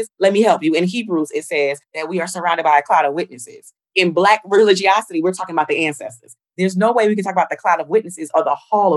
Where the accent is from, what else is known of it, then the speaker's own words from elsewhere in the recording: New Jersey, United States; I'm from Jersey